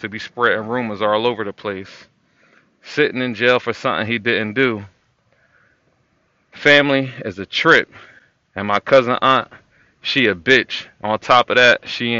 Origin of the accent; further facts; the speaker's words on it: Trenton, New Jersey, United States; Growing up in Trenton, hardships, carless, heartless.